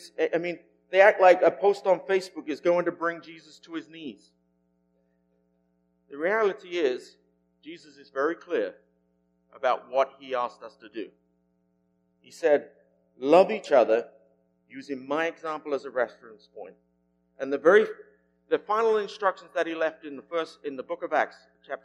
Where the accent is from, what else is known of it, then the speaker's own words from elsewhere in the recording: England, United Kingdom; moved away; my home country is England